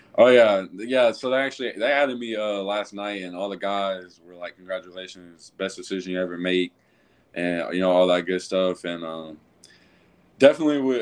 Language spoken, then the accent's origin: English; Louisville, Kentucky, United States; now in Cartersville, United States; I actually grew up mostly in, uh, Louisville, Kentucky. That's actually my hometown.